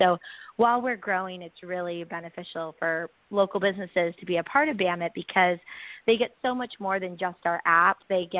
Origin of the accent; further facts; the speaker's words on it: South Bay, California, United States; I grew up in South Bay